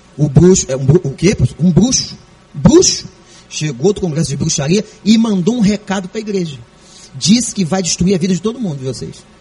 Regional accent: Brazil; como bom brasileiro

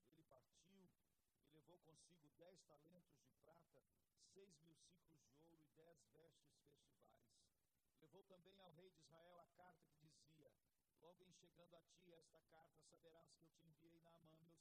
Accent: Brazil; eu sou tupin, tupiniquim demais.

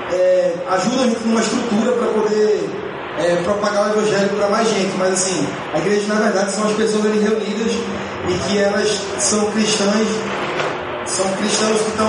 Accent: Recife, Pernambuco, Brazil; Sou lá de Recife também

